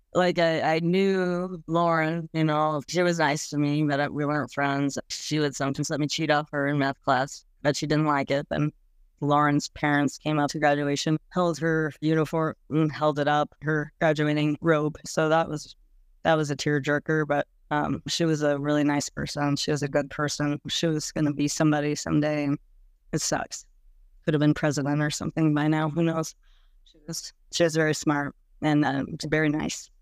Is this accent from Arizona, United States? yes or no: yes; Mesa, Arizona, United States; moved away; also born or lived in Nebraska / Colorado; I was born in Nebraska, but when I was six months old, we moved to Mason, Arizona.